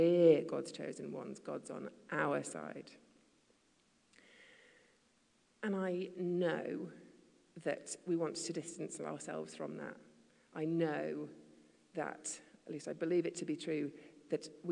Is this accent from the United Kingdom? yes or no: yes; the north of England, United Kingdom; also born or lived in Asia / London; now in United States; I was raised in the north of England, which sees itself as something else completely. And I also then, most of my adolescence was in Asia